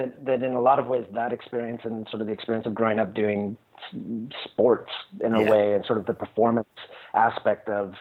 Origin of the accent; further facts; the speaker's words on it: Detroit, Michigan, United States; I grew up in Detroit